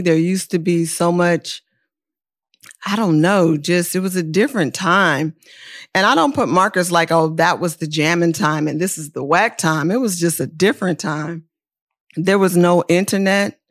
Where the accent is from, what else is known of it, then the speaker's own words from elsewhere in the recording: Oakland, California, United States; also born or lived in New York; now in Los Angeles, United States; I'm not just from Oakland, I'm from East Oakland